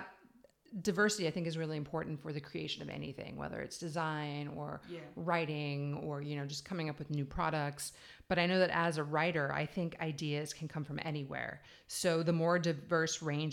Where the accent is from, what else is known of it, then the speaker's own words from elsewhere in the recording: United States; now in Ireland; I'm from America.